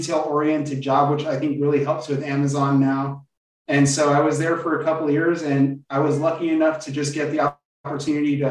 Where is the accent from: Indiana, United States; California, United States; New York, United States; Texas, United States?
California, United States; Covina; I grew up in a little town in Southern California called Covina.